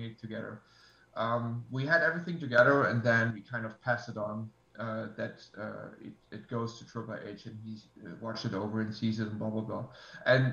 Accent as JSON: {"language": "English", "country": "Germany", "said": "I'm from Germany"}